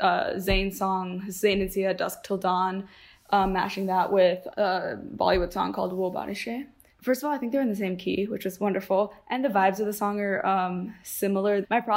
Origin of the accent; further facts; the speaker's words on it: San Diego, California, United States; I'm from San Diego, California.